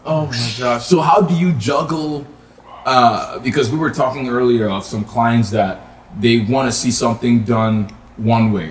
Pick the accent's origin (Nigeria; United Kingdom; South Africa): Nigeria; moved away; I'm originally from Nigeria